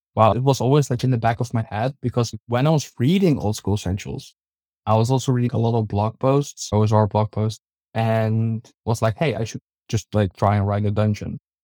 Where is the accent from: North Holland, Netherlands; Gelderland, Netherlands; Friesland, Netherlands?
North Holland, Netherlands; Hilversum; Just my hometown